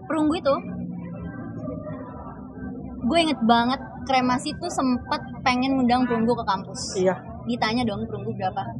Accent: Bandung, West Java, Indonesia; born there; bener gue lahir di Bandung jadi gue suka

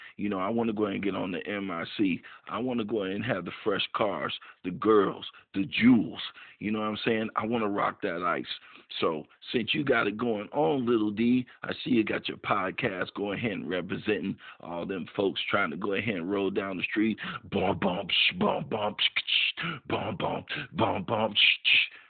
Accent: Chicago, Illinois, United States; So, yo, I'm from Chi-Town. You know what I mean? Big city, windy city. That's how we do. West Side!

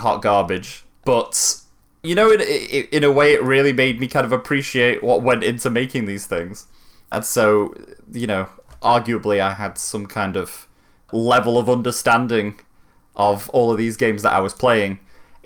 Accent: Manchester, North West England, United Kingdom; I'm from Manchester.

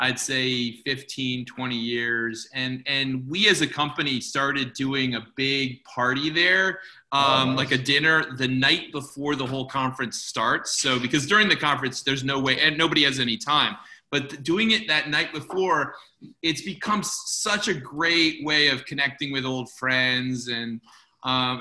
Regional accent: Chicago, Illinois, United States; moved away; my hometown of Chicago

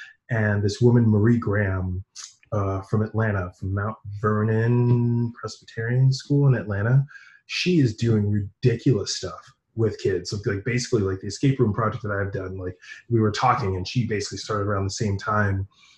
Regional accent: Fiji; I am from Fiji. Yeah, I am from Fiji.

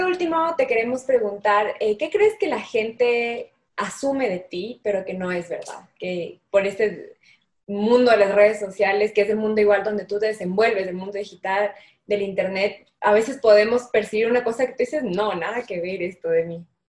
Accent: Ecuador; nosotras como ecuatorianas

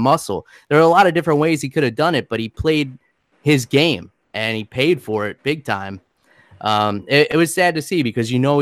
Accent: Westchester, New York, United States; moved away as an adult; now in Florida, United States; I was born and raised in New York

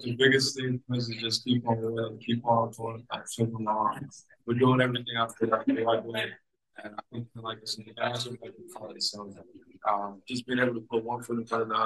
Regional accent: Detroit, Michigan, United States; my hometown here

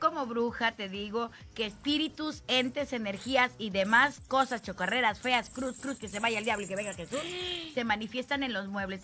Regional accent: Tlacotalpan, Veracruz, Mexico; moved away; De mi pueblo

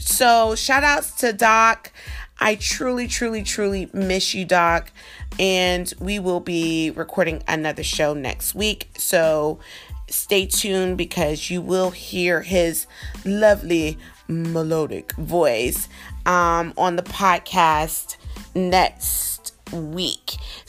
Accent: South Carolina, United States; I'm from South Carolina. I know a lot of people ask me, are you sure about that? Because every time I tell somebody I'm from South Carolina, they're like, you don't sound like a South Carolinian.

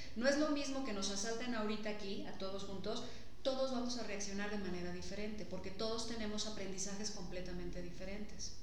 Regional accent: Mexico; Nosotros como mexicanos

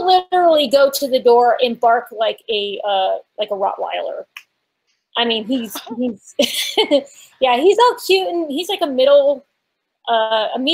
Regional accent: Connecticut, United States; also born or lived in Massachusetts / Virginia; now in Huntsville, United States; I was born and raised in New England, born in Massachusetts, grew up in Connecticut, and now I live in the deep south of Alabama

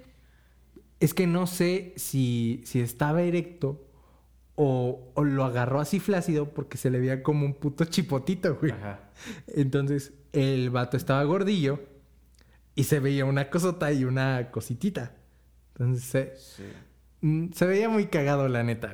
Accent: Tepatitlán de Morelos, Jalisco, Mexico; soy de Tepa

